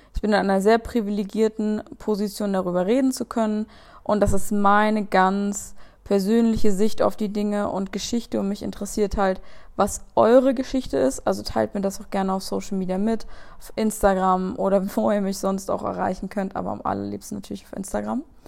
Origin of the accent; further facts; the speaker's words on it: Saxon Switzerland, Saxony, Germany; die sächsische Schweiz ist groß und ist mega geil und ich bin so dankbar dafür, da aufgewachsen zu sein